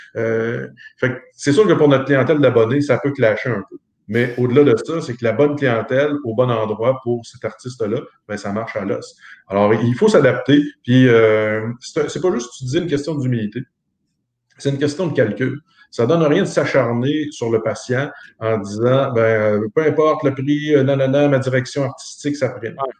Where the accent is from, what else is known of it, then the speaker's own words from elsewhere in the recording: Montmagny, Quebec, Canada; chez nous, à Montmagny